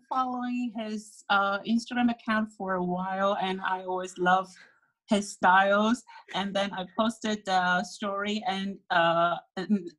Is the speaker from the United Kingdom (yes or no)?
no; Taiwan; born or raised there